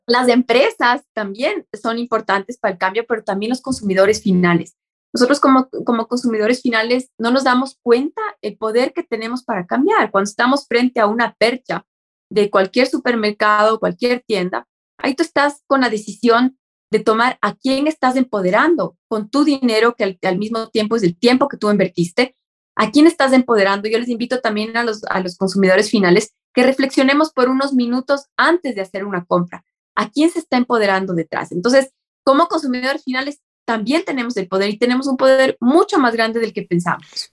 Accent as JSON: {"language": "Spanish", "country": "Ecuador", "said": "a nosotros como ecuatorianos"}